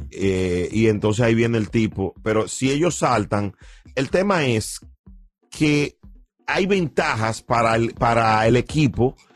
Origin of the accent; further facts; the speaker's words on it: Dominican Republic; Óyeme, yo soy dominicano.